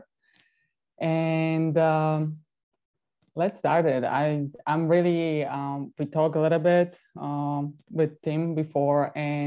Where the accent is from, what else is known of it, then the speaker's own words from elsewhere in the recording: Bratislava, Bratislava Region, Slovakia; English is a second language; moved away; My hometown is actually Bratislava. That is the capital in Slovakia.